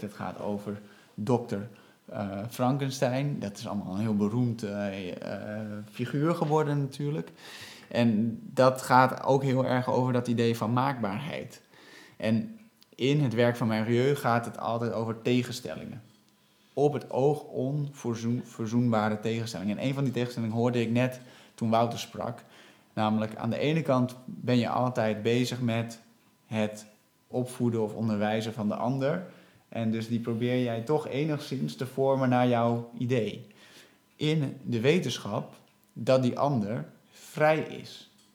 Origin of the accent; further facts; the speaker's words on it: Netherlands; wij als Nederlanders, die volledig Nederlandstalig zijn opgeleid